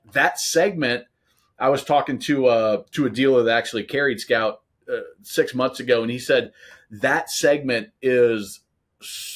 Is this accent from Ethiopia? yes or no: no; Nebraska, United States; I grew up in Nebraska